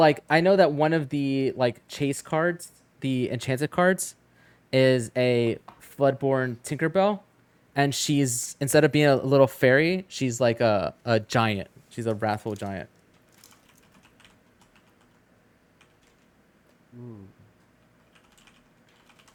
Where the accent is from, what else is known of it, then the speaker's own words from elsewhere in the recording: New Jersey, United States; Is it weird that growing up in Jersey, I see this paper and all I think is of like a pork roll egg?